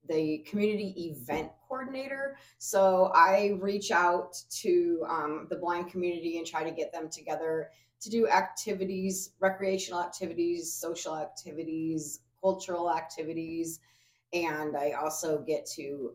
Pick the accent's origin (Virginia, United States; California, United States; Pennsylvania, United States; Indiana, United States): California, United States; now in Omaha, United States; I was born in Omaha, raised in California, moved back to Omaha